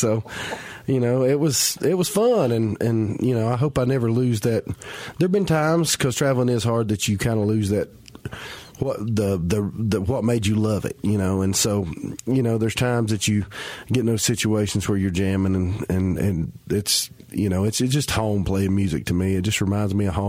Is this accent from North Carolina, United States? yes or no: yes; Tuckasegee, North Carolina, United States; Well, I'm originally from Western North Carolina, a little community called Tuckasegee. It's a very rural community near right above Western Carolina University out in Jackson County.